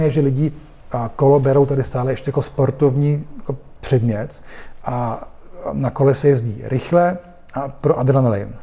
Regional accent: Vienna, Austria; moved away as an adult; now in Prague, Czech Republic; já jsem vyrostl v Rakousku, ve Vídni, kde jsem už jako dítě jezdil na kole

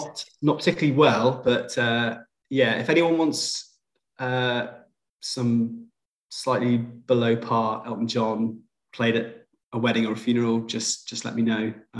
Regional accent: Liverpool, North West England, United Kingdom; now in Portsmouth, United Kingdom; I'm from Liverpool originally, although I don't sound that Scouse. And I'm a general practitioner in Portsmouth

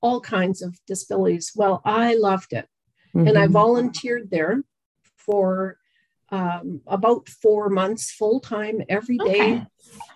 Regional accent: London, Ontario, Canada; moved away as an adult; also born or lived in Red Deer, Alberta; now in Alberta, Canada; I am from London, Ontario. And I moved out here in my adventurous early 20s

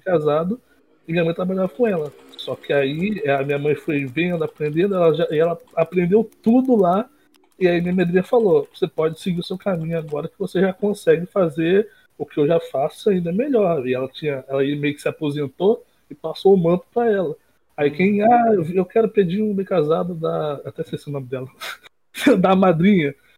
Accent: interior of Rio de Janeiro state, Brazil; eu não sou do Rio, Rio Central, capital, é mais do interior

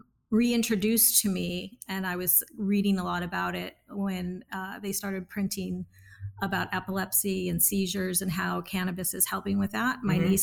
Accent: California, United States; accent: Valley girl; Born and raised California.

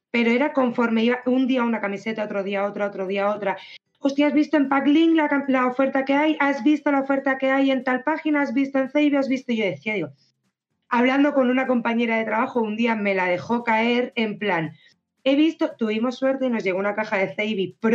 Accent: Barcelona, Catalonia, Spain; now in Málaga, Spain; yo soy de Barcelona

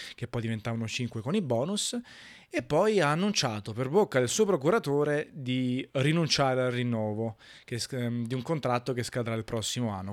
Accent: Italy

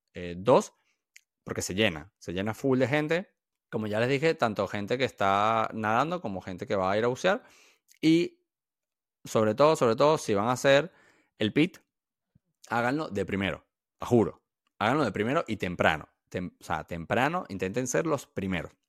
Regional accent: Venezuela; yo no soy de aquí, yo soy de Venezuela

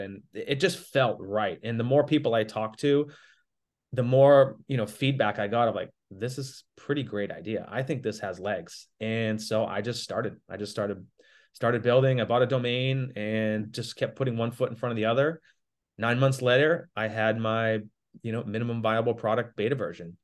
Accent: Boston, Massachusetts, United States; moved away; I'm from Boston originally

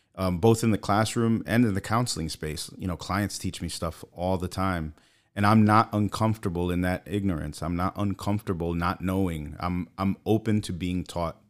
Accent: New York City, New York, United States; moved away as an adult; grew up in Brooklyn until I was 24.

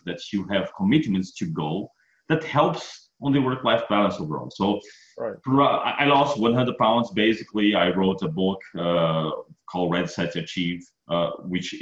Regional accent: Brazil; moved away as an adult; now in Texas, United States; I'm originally from Brazil, and I study ISO 2000, ISO Server 2000 book written by Tom when I was in Brazil

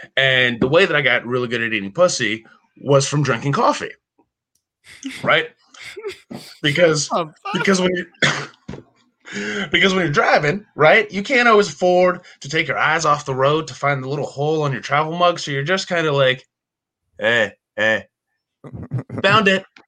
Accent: Bethlehem, Pennsylvania, United States; I'm from Bethlehem, Pennsylvania

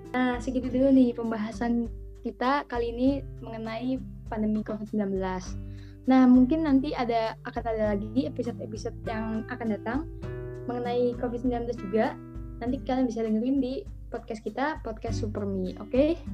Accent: Tangerang, Banten, Indonesia; aku dari Tangerang

